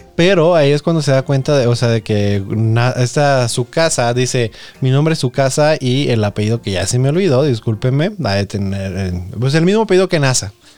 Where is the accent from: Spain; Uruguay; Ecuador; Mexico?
Mexico; Nayarit; Yo que soy de Nayarit